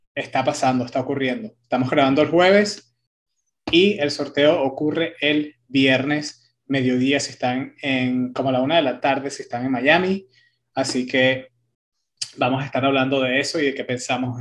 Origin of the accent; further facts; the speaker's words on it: Italy; soy italiano